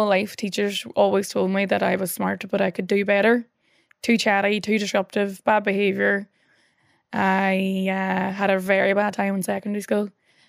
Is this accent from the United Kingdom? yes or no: yes; Northern Ireland, United Kingdom; But growing up in the North, you know, the last statistic I saw that was like 1 in every 10 people in the North is closely related to someone who has either been killed or injured in the Troubles.